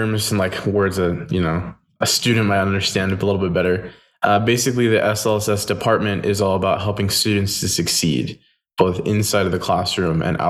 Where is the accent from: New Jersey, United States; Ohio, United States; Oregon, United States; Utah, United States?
Utah, United States; Morgan; now in Orem, United States; Originally, I'm from Morgan, Utah, which is kind of up north, but I live now with my wife in Orem, Utah